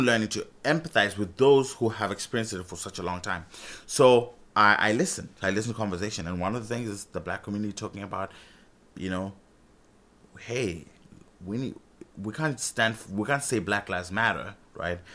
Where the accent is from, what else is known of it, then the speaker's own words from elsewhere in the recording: Zimbabwe; moved away as an adult; I'm from Zimbabwe, by the way. So, I've been here for seven years.